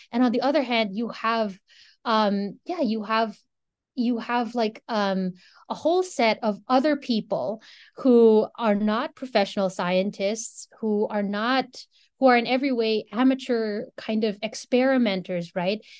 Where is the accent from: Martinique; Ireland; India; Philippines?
Philippines; moved away as an adult; now in Ann Arbor, United States; I'm a Filipino person. That's where I grew up